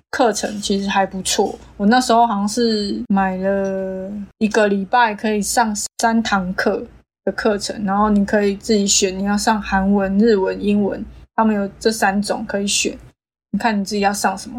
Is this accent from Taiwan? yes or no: yes; Taiwan; 反正那时候我们台湾人是觉得没什么啊，同性文化